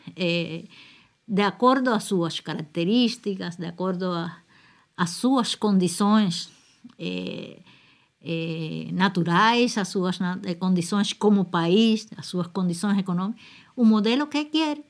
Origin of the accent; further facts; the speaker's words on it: Cuba; Cuba é, é um país com uma só nacionalidade, não temos problemas de, de, de, de diferentes línguas